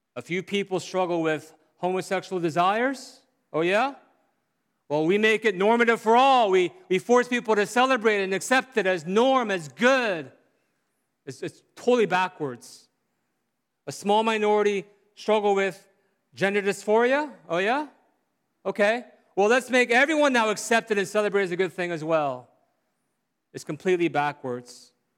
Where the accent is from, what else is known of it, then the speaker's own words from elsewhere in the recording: South Korea; growing up in Korea